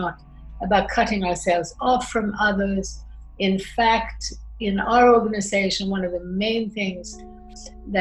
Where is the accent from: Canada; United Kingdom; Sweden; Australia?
Sweden; moved away; also born or lived in United States / France / Austria; I grew up in Sweden, but I also lived in America. I lived in France, I lived in Austria, and studied in Italy and Spain and Mexico.